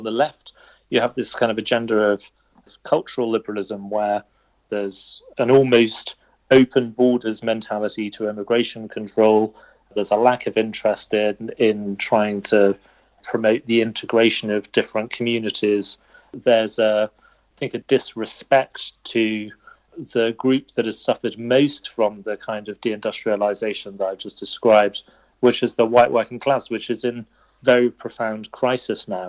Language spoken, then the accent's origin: English; Birmingham, West Midlands, United Kingdom; I'm also from Birmingham and grew up in the 1980s